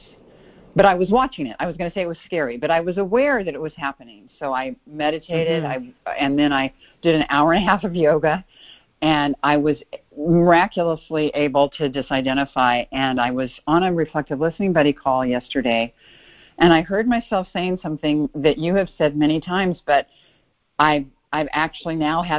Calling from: Bay Area, California, United States; Actually, I'm calling from Chicago, normally from the Bay Area.

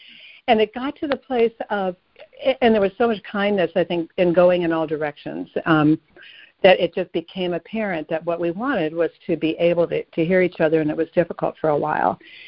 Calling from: Asheville, North Carolina, United States; I'm calling from Asheville.

